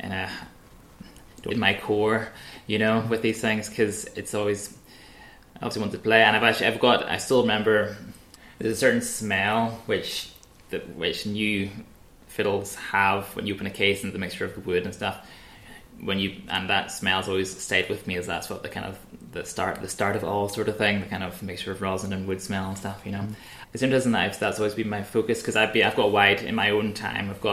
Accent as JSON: {"language": "English", "town": "Broughshane", "region": "Northern Ireland", "country": "United Kingdom", "tie": "born or raised there", "moved": "as an adult", "lives_now": "Glasgow, United Kingdom"}